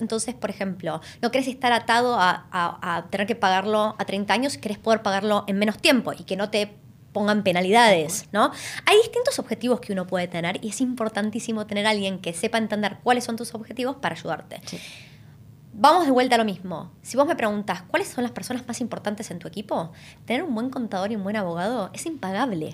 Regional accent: Argentina; moved away as an adult; now in Australia; Las dos somos argentinas.

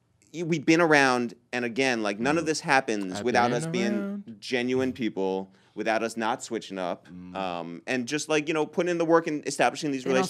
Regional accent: Harrison, New York, United States; now in New York City, United States; Jeff and I come from Westchester, right? So we're from Harrison.

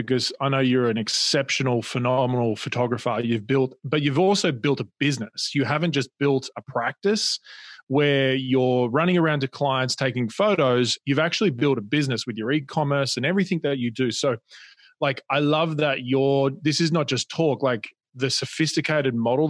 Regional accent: Australia; accent: Australian; now in Newport Beach, United States; you can probably hear my accent is Australian, but we live in Newport Beach

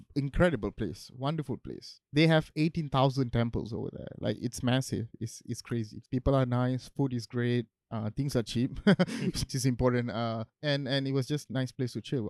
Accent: Johor Bahru, Johor, Malaysia; now in Kuala Lumpur, Malaysia; my hometown is in JB

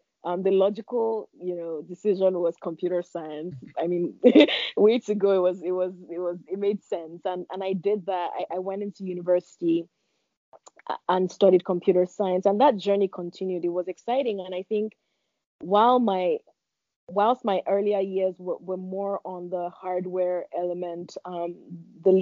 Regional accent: Lagos, Nigeria; I was born in Lagos, Nigeria, and I'm the first of five children

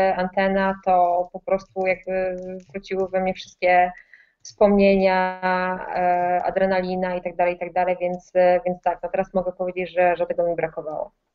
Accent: Opole, Opole Voivodeship, Poland; moved away as an adult; now in Warsaw, Poland; jestem z Opola, Opole jest raczej małą miejscowością, stolicą województwa

